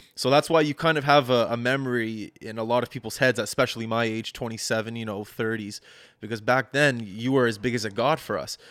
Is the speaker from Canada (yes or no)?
yes; Halifax, Nova Scotia, Canada; my hometown of Halifax